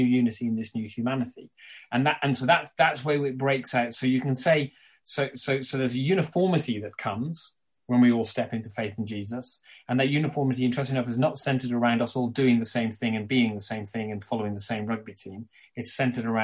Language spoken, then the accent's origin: English; Ireland; as an Irishman, albeit with English heritage